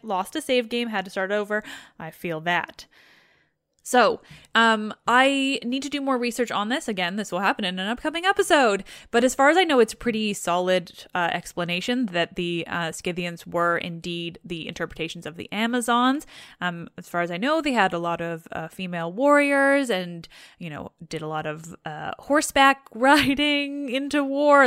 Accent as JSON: {"language": "English", "country": "Canada", "said": "I'm Canadian"}